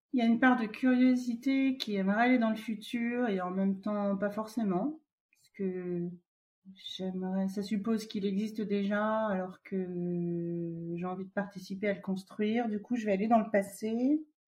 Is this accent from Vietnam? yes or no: yes; Vietnam; je suis originaire du Vietnam